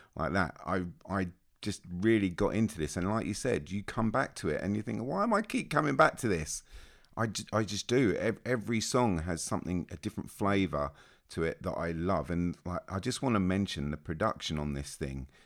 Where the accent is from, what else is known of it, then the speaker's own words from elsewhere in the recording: Australia; I'm Australian.